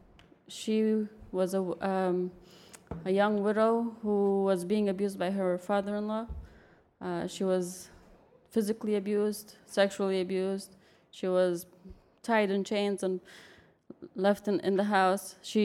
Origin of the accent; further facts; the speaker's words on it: New York City, New York, United States; also born or lived in Afghanistan; I was born in Afghanistan, but I was raised in New York City